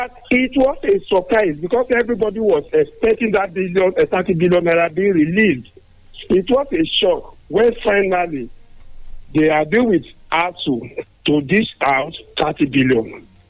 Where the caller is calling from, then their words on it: Ibadan, Oyo, Nigeria; I'm calling from the University of Ibadan.